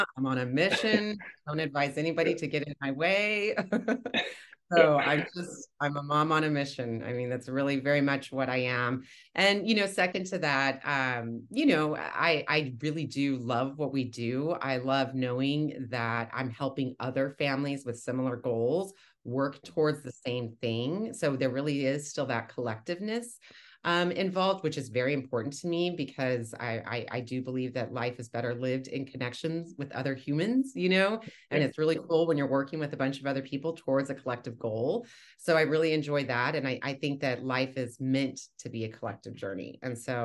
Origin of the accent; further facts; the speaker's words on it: Texas, United States; moved away as an adult; now in Boston, United States; I was 40 or 41 at the time when I moved here, and I'm from Texas originally